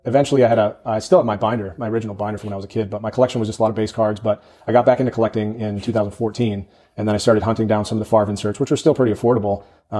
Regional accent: Wisconsin, United States; growing up in Wisconsin, you have to be a Packer fan for the most part, right?

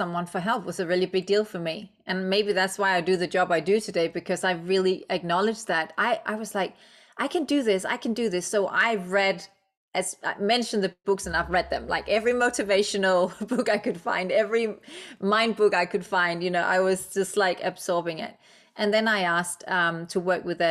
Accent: Denmark; English is a second language; moved away; I'm Danish. English is my second language

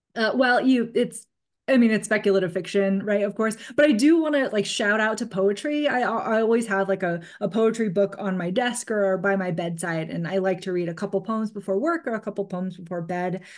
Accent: California, United States; growing up in California

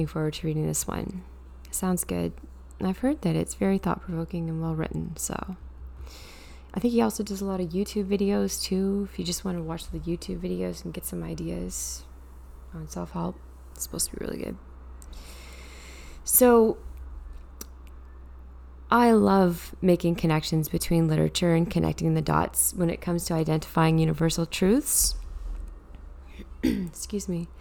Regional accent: Canada; being a Canadian citizen

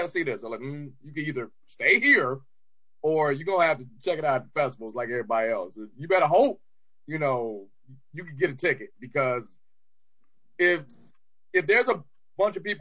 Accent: Detroit, Michigan, United States; I'm Detroit

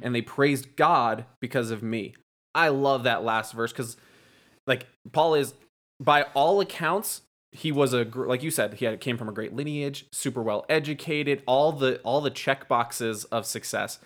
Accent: East Coast, United States; moved away; I'm actually from the East Coast

